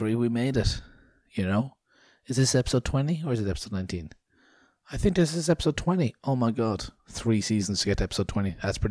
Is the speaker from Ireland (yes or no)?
yes; Ireland; we're a bit of the crack